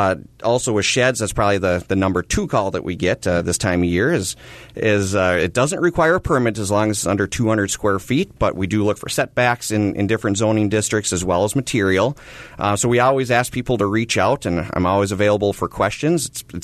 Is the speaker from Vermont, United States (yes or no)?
no; Fargo, North Dakota, United States; moved away as an adult; also born or lived in Moorhead, Minnesota; now in Brainerd, United States; I was born and raised in Fargo-Moorhead and attended North Dakota State University.